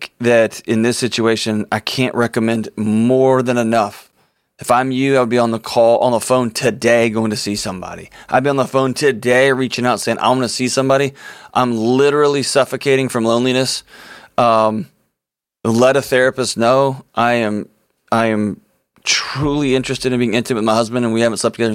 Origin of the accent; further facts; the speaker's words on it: Houston, Texas, United States; my hometown in Houston, Texas